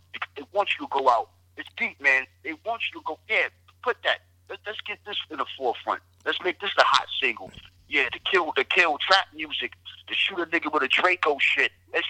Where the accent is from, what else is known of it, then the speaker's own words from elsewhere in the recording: Englewood, New Jersey, United States; also born or lived in Littleton, North Carolina / Jamaica, Queens, New York / Bronx, New York; I was born in Jamaica, Queens, lived in the Bronx. I was raised in Inglewood, New Jersey, and Littleton, North Carolina.